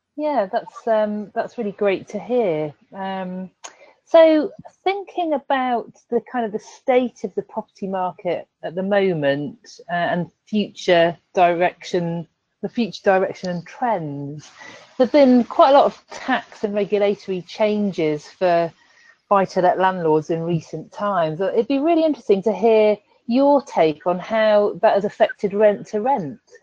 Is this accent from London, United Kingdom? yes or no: no; Leamington Spa, West Midlands, United Kingdom; my hometown, Leamington Spa